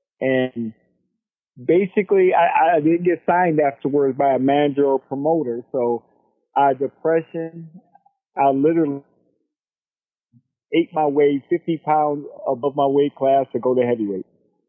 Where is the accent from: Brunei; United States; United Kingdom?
United States; Florida; We're from Florida, small town, not big things happening there.